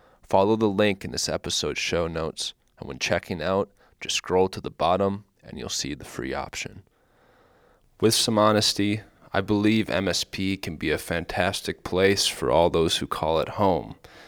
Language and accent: English; Minnesota, United States; moved away as an adult; I grew up in Minnesota, then left, toured the U.S., backpacked through Europe, and sailed across the Atlantic.